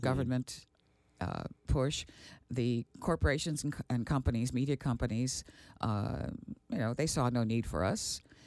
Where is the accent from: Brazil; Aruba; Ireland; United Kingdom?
Aruba; moved away; also born or lived in Milwaukee, Wisconsin; growing up in Aruba at that time